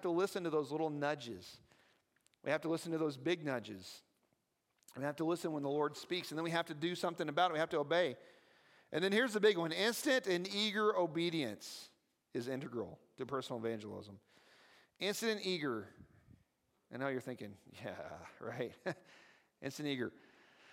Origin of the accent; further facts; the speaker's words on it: the South, United States; I talk weird because I'm from the South